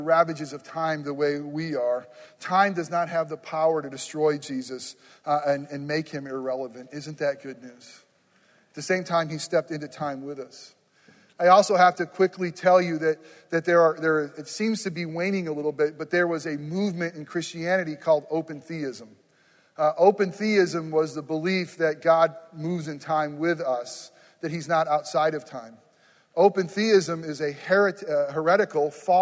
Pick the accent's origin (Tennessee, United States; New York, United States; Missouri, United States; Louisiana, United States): New York, United States; moved away; I grew up in New York, nowhere near the city